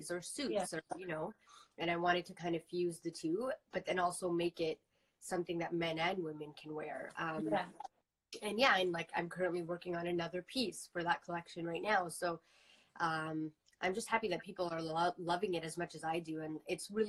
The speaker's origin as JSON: {"language": "English", "town": "Toronto", "region": "Ontario", "country": "Canada", "tie": "born or raised there", "said": "growing up in Toronto, that's literally how I grew up."}